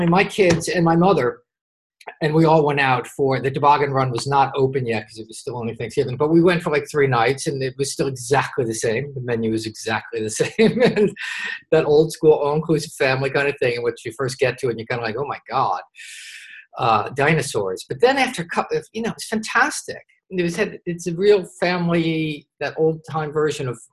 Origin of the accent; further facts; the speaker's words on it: Westfield, New Jersey, United States; also born or lived in Bernardsville, New Jersey; I grew up in Westfield, New Jersey, which is sort of suburbia